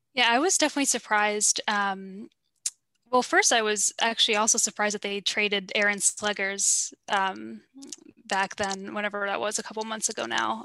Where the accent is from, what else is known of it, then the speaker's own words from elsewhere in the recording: New York, United States; I'm from New York originally